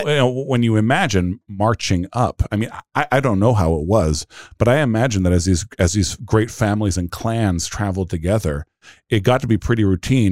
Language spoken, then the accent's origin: English; United States; We're American Christians